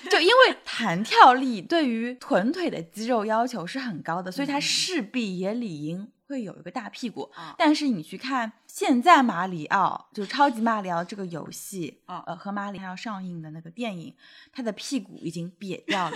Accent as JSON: {"language": "Chinese", "region": "Shanghai", "country": "China", "tie": "born or raised there", "said": "我们是在上海"}